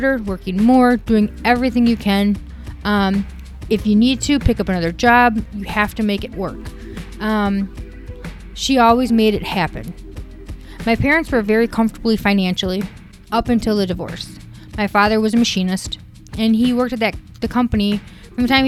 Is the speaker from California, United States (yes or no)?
no; Wisconsin, United States; I was born in Wisconsin